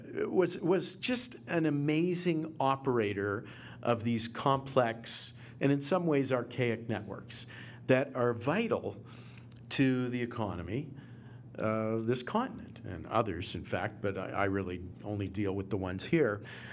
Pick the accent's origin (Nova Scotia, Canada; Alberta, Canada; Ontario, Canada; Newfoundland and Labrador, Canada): Nova Scotia, Canada; Halifax; Totally different countries. I'm a kid from Halifax.